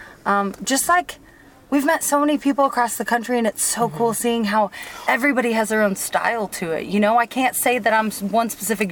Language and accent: English; Texas, United States; I'm from Texas, it's flat